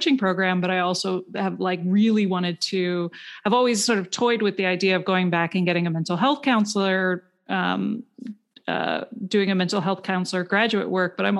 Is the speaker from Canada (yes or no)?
yes; Canada; I'm from Canada